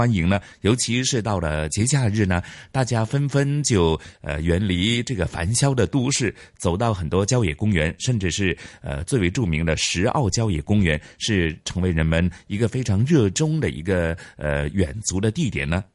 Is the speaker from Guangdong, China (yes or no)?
yes; Meizhou, Guangdong, China; now in Hong Kong; 我是来自广东，呃，梅县的客家人